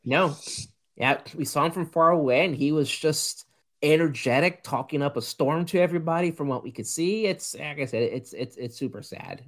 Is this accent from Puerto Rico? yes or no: yes; Puerto Rico; I grew up in Puerto Rico